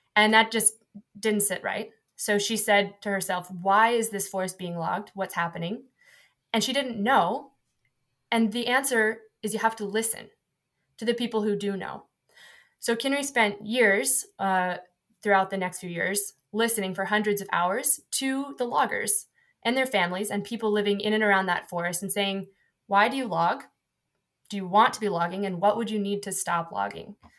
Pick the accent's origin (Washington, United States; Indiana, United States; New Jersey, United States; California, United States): Washington, United States; Seattle; moved away as an adult; now in United Kingdom; I'm from Washington State